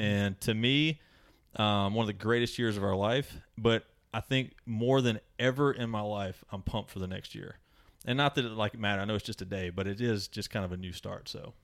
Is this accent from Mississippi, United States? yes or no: yes; Mississippi, United States; I'm from Mississippi.